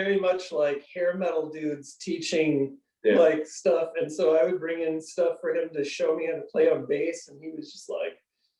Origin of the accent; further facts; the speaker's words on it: Creve Coeur, Illinois, United States; moved away as an adult; also born or lived in Grand Rapids, Michigan; now in Milwaukee, United States; We all grew up in the same area, actually. We're all from, I guess we can get real specific. We're from the Peoria, Illinois area.